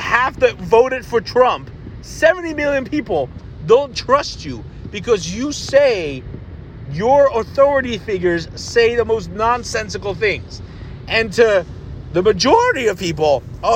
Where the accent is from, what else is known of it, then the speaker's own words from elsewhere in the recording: Ohio, United States; I'm from Ohio